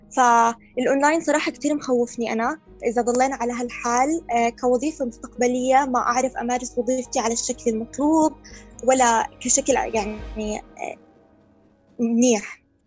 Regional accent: Jordan; عندنا في الاردن

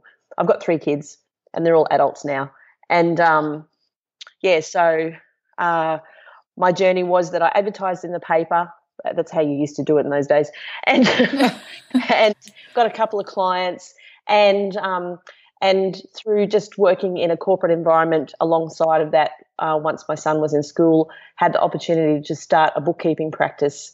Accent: Brisbane, Queensland, Australia; now in Gold Coast, Australia; I grew up in Brisbane and moved to the Gold Coast

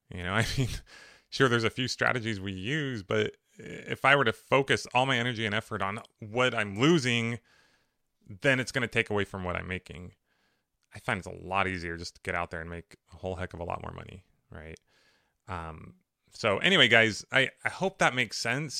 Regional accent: Riverside, California, United States; I grew up in Riverside, which was a great place to grow up

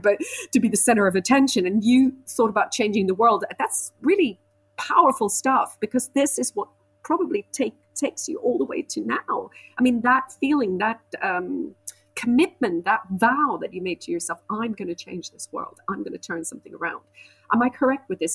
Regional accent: Switzerland; I grew up in Switzerland, so I was surrounded by animals

